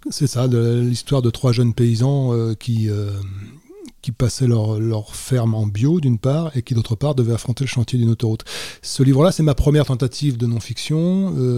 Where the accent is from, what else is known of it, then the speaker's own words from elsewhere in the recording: Mauges, Pays de la Loire, France; je viens d'un petit coin de France qui s'appelle les Mauges